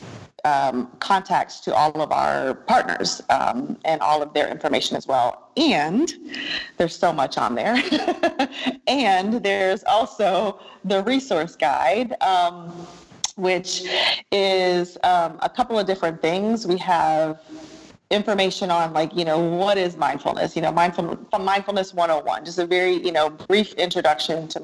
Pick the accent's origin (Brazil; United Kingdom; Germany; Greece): Germany; moved away; I grew up in Germany